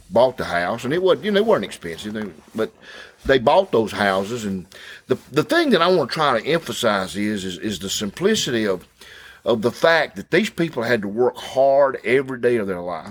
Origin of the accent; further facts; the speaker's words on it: Thomaston, Georgia, United States; When I was growing up in East Thomaston, the Mill Village, we had one policeman